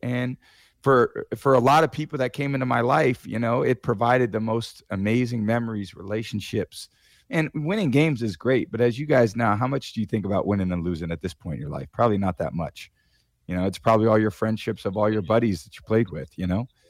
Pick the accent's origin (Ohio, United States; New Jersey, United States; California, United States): California, United States; Bay Area, Northern; I was growing up in the Bay Area